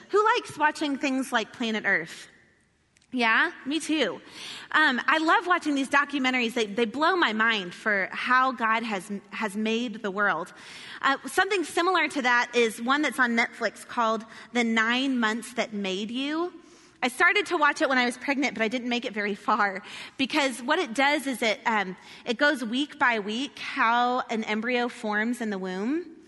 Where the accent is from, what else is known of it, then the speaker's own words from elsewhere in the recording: the South, United States; I'm from the South